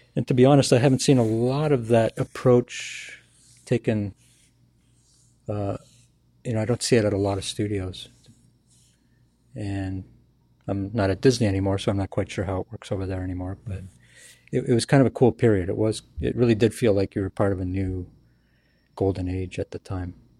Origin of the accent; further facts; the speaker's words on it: Canada; moved away as an adult; also born or lived in Ireland / New York / Burbank; I'm a Canadian citizen